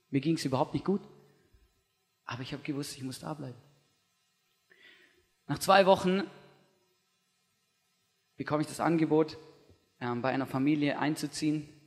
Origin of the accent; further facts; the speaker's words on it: Stuttgart, Baden-Württemberg, Germany; Ich bin, ich weiß, ich bin im Großraum Stuttgart aufgewachsen und da ist einfach, das man sagt immer so im christlichen Jargon, das ist das Bible Belt von Deutschland.